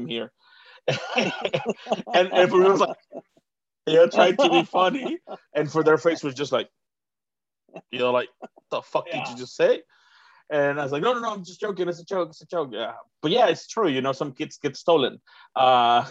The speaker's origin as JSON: {"language": "English", "town": "Tonalá", "region": "Jalisco", "country": "Mexico", "accent": "Mexican", "first_language": "Spanish", "second_language": "English", "moved": "as an adult", "lives_now": "New Zealand", "said": "I'm from Guadalajara, but we're from a part that is called Tonalá"}